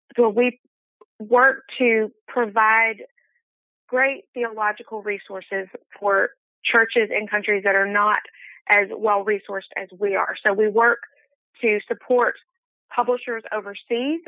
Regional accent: Birmingham, Alabama, United States; moved away; I decided I wanted to move back to my hometown, Birmingham, Alabama

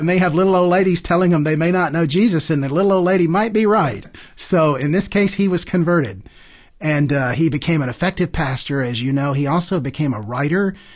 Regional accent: Deep South, United States; moved away; also born or lived in Chicago region; growing up in the Deep South

